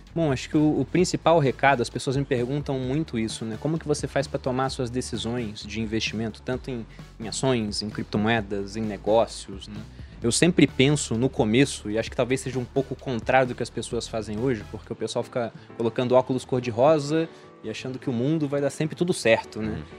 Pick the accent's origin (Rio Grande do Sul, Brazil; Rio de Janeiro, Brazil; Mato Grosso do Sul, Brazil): Rio de Janeiro, Brazil; moved away as an adult; also born or lived in Jundiaí; eu sou do Rio de Janeiro